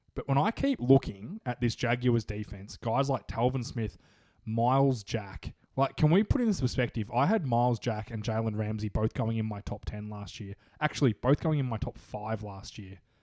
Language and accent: English; Australia; accent: Aussie; my Aussie accent